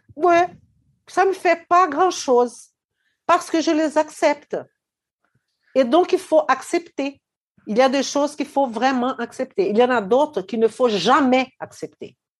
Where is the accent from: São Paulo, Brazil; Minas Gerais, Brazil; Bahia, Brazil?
Minas Gerais, Brazil; Belo Horizonte; moved away; Belo Horizonte, ma ville natale au Brésil